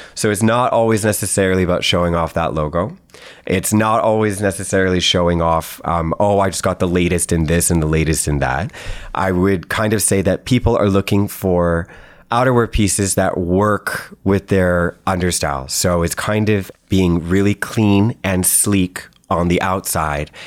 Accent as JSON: {"language": "English", "country": "Canada", "said": "being Canadian"}